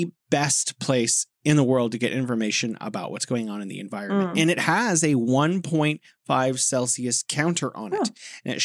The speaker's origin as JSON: {"language": "English", "region": "California", "country": "United States", "moved": "yes", "lives_now": "Beijing, China", "said": "I'm from California, now living here in beautiful Beijing"}